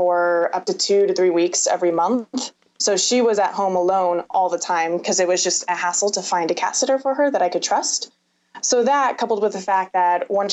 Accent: San Diego, California, United States; also born or lived in Berkeley, California / Richmond, Virginia; hometown is San Diego, California.

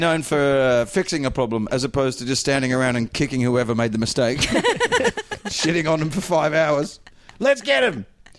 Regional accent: Perth, Western Australia, Australia; moved away; I grew up in the Southwest.

